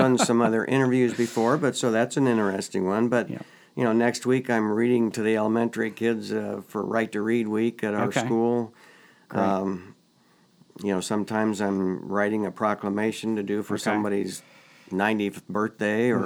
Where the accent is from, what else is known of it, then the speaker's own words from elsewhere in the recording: Orrville, Ohio, United States; As a child growing up in Orrville